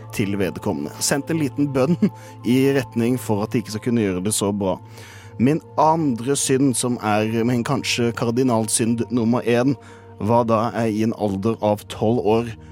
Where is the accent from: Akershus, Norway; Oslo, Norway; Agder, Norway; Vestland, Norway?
Agder, Norway; Kristiansand; moved away; ligger hjemme i Kristiansand